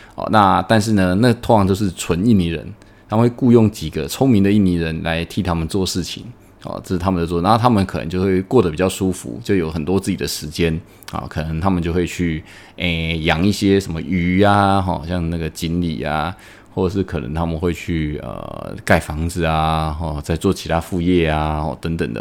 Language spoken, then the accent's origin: Chinese; Taiwan; now in Indonesia; 我们台湾人可能就是做小本生意